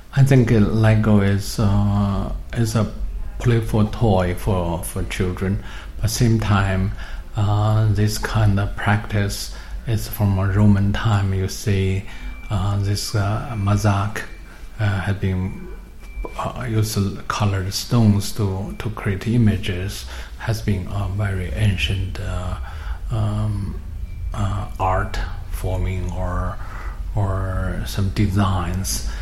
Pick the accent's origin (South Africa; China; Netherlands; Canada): China; moved away; I come from China